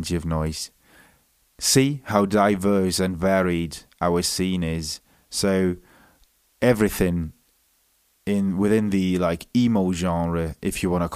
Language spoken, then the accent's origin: English; Munich, Bavaria, Germany; accent: German Welsh; first language German and English; I was born in Munich, Germany. I'm half Welsh. I was raised bilingually, so I speak English with a weird German Welsh accent.